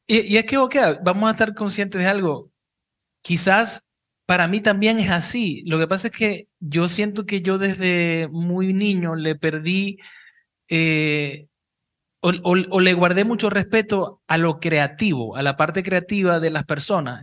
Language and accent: Spanish; Cabimas, Zulia, Venezuela; now in Panama City, Panama; somos los tres de Cabimas y es como sentirse en casa